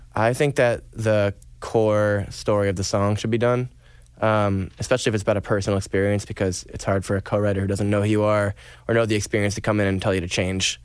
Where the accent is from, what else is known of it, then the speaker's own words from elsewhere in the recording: Stratford, Vermont, United States; I'm from Stratford, Vermont